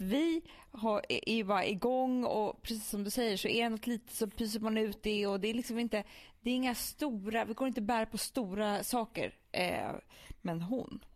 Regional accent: Stockholm, Stockholm County, Sweden; vi som är stockholmare.

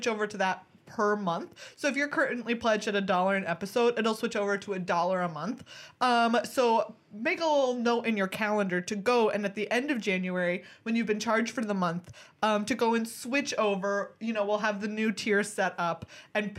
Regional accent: Texas, United States; I grew up in Texas, going to the Texas coast

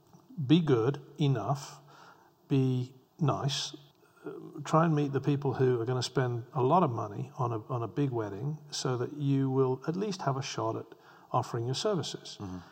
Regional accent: England, United Kingdom; You know, I grew up in England where the Tate Gallery famously presented a collection of bricks on the floor.

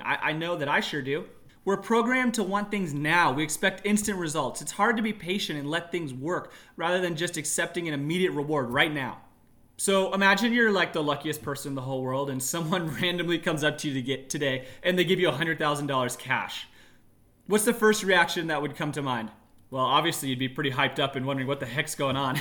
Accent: Tucson, Arizona, United States; moved away as an adult; now in Northern California, United States; I was raised there. I was born in Northern California, but we moved to Tucson when I was about four. So I lived in Tucson for eighteen years

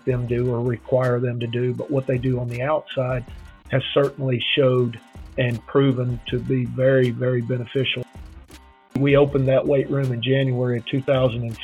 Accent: Neosho, Missouri, United States; moved away as an adult; also born or lived in Thibodaux, Louisiana / Mississippi; I grew up in Missouri, a little town called Neosho in southwest Missouri, just below Joplin

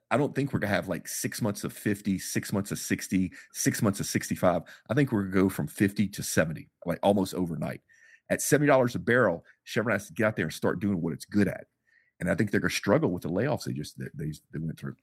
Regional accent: Texas, United States; I'm from Texas

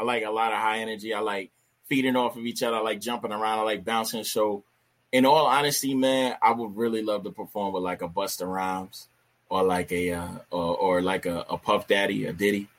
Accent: New York City, New York, United States; moved away; also born or lived in Poconos, Pennsylvania / Pittsburgh, Pennsylvania; I was born in the Bronx, New York

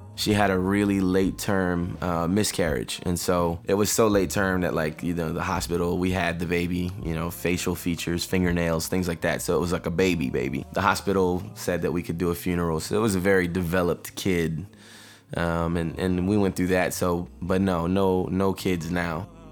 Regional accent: Riverdale, Georgia, United States; I'm from Riverdale which is right next door to East Point

